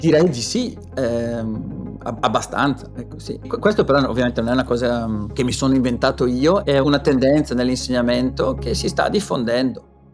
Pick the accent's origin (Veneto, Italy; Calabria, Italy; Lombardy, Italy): Lombardy, Italy; Brescia; accent: Brescian dialect; now in Oslo, Norway; il greco moderno, lo spagnolo e ovviamente il dialetto bresciano